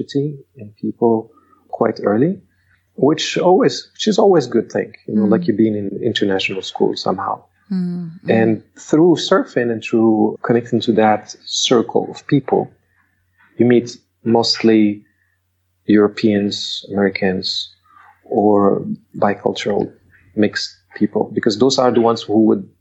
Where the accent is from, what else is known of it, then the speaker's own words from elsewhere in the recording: Rabat, Rabat-Salé-Kénitra, Morocco; moved away as an adult; also born or lived in Sweden; now in Bali, Indonesia; I grew up in Morocco. I spent most of my years there